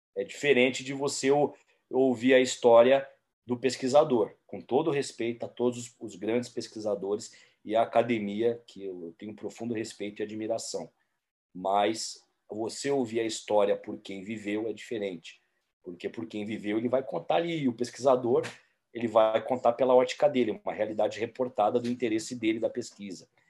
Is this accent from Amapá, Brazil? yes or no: no; São Paulo, Brazil; aqui em São Paulo, como um bom paulistano